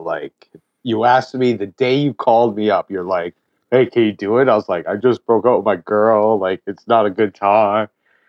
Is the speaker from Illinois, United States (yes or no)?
no; New York City, New York, United States; also born or lived in Los Angeles; I was born and raised Upper West Side.